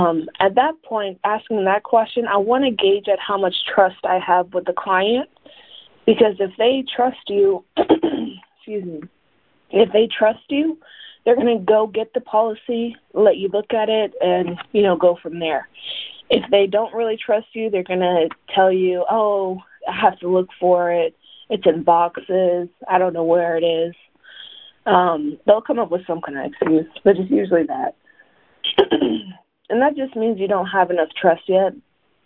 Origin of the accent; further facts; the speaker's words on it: The Colony, Texas, United States; also born or lived in Tehran, Iran; I was actually born in Tehran, Iran. My family and I moved to the Dallas area in 1999. I was raised in a colony